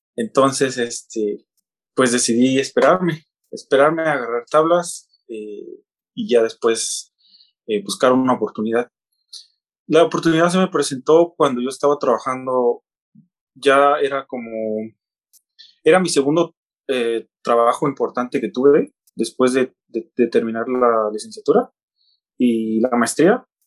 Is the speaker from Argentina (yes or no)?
no; Oaxaca, Mexico; moved away as an adult; now in China; yo nací en, Oaxaca, en una comunidad, una eh, ciudad llamada Oaxaca de León